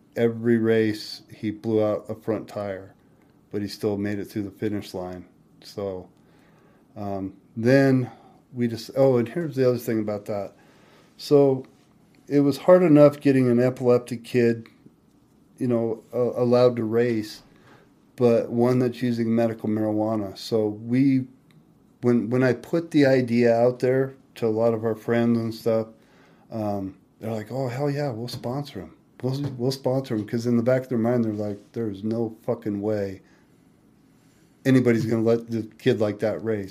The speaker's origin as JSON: {"language": "English", "town": "Spokane", "region": "Washington", "country": "United States", "tie": "born or raised there", "said": "Spokane, Washington"}